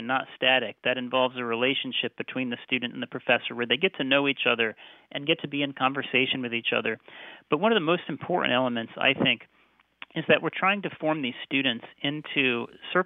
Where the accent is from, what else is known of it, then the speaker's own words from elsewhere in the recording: United States; moved away as an adult; also born or lived in Oxford, United Kingdom; I had been educated as an American